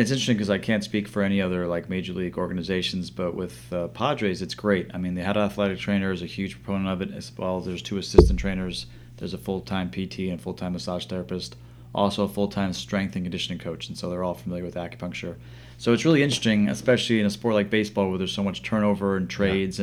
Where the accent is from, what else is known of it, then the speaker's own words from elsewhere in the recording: New York City, New York, United States; I grew up around New York City